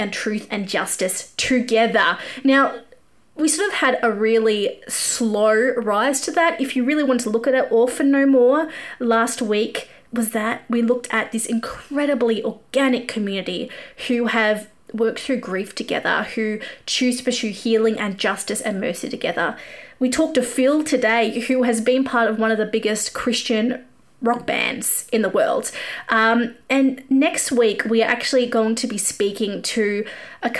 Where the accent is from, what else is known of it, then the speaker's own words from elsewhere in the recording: Australia; accent: Australian; my Australian accent